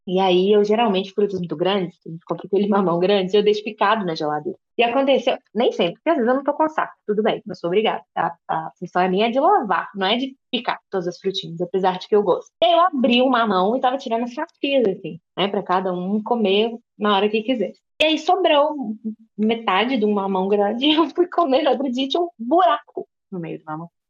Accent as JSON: {"language": "Portuguese", "region": "Minas Gerais", "country": "Brazil", "lives_now": "Belo Horizonte, Brazil", "said": "E eu também não sou daqui, mas eu sou do interior de Minas, onde as pessoas têm um sotaque mais aberto ainda. Eu já perdi um pouco, porque eu mudei de lá há 10 anos"}